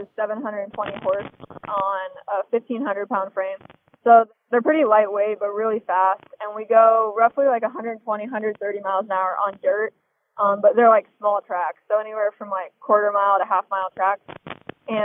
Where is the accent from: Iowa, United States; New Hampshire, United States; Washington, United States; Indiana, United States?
Iowa, United States; Des Moines; I was born and raised in Des Moines, Iowa